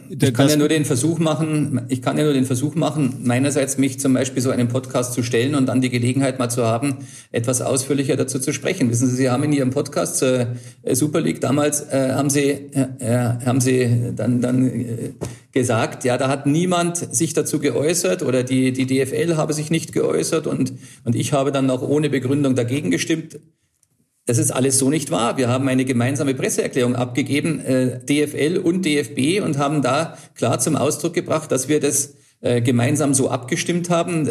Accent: Germany; bei uns in Deutschland

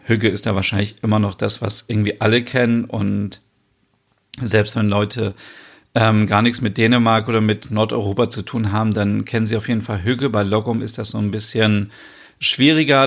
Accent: Germany; also born or lived in northern Germany; bei uns in Deutschland

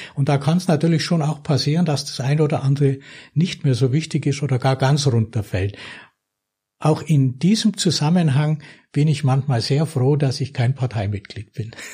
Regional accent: Lechbruck, Bavaria, Germany; wie schön diese Kindheit da in Lechbruck war und wie, wie schön es war, dort aufzuwachsen

